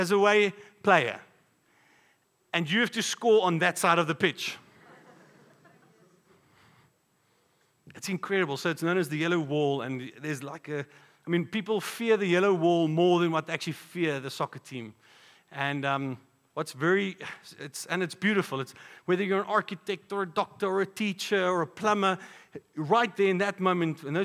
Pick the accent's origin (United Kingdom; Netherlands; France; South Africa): South Africa; Polokwane, Limpopo; now in Pretoria, South Africa; growing up in Polokwane, we would come to Pretoria and play sports here.